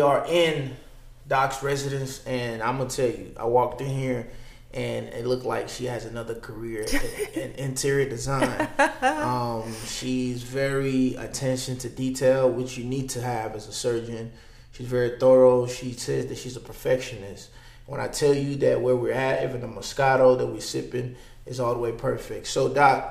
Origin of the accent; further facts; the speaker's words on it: Dallas, Texas, United States; I'm from Dallas